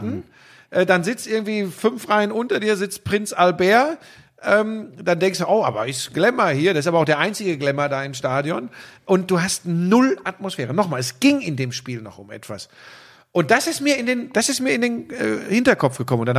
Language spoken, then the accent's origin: German; North Rhine-Westphalia, Germany; da bin ich aber wirklich so vielleicht auch ein Kind des Ruhrgebiets.